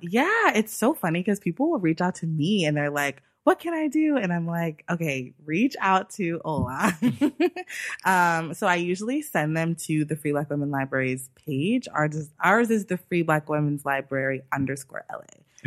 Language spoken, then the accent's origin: English; Los Angeles, California, United States; also born or lived in New York; I'm from Los Angeles